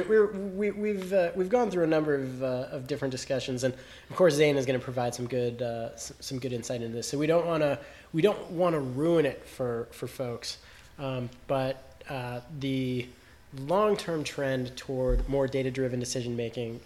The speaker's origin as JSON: {"language": "English", "town": "Denver", "region": "Colorado", "country": "United States", "tie": "born or raised there", "said": "my hometown of Denver"}